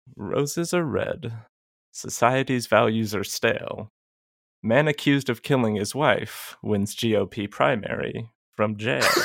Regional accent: Georgia, United States; I'm from Georgia. We have a lot of creeks here. I grew up with one in the backyard

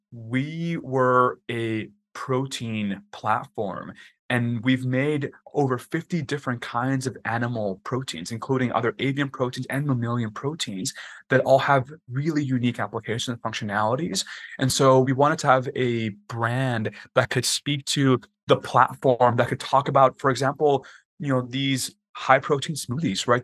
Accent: Texas, United States; moved away as an adult; also born or lived in Washington, D.C.; I grew up in Texas, and I'm Mexican by heritage

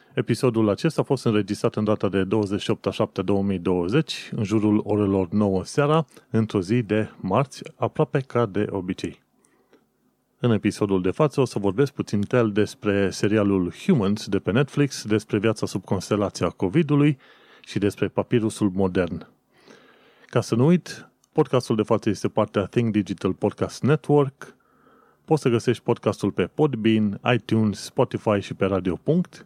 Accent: Romania; moved away as an adult; now in London, United Kingdom; sunt român, român

